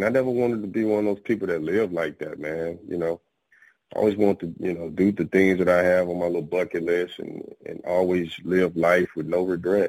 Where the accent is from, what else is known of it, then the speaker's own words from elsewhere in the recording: Jackson, Mississippi, United States; moved away as an adult; I am originally from Jackson, Mississippi, man. I've been, you know, I was in the military, so I've kind of like been all over. But that is where I was originally born, in Jackson, Mississippi.